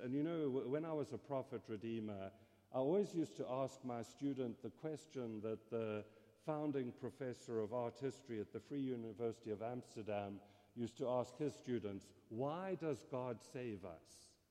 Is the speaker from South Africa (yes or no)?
yes; South Africa; first language English; moved away; if you're wondering about my accent, I grew up in South Africa.